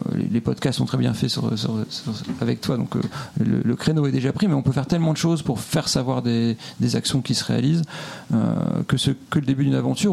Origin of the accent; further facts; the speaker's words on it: Lille, Hauts-de-France, France; now in Montreal, Canada; Lillois pour ma part